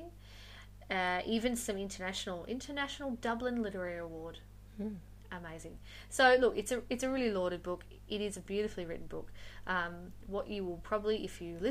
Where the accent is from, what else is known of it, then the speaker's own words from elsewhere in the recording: Western Australia, Australia; I'm actually from Western Australia